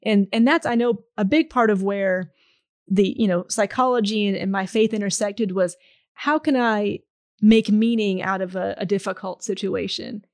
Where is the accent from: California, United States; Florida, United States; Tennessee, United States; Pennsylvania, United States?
Pennsylvania, United States; Pittsburgh; moved away; I'm originally from Pittsburgh, Pennsylvania